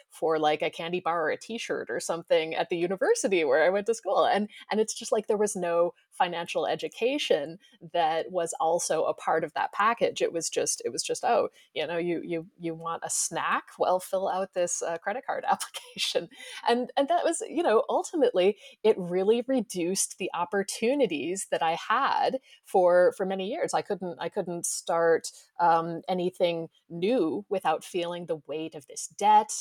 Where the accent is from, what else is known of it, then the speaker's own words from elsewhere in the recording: United States; moved away; I grew up in the United States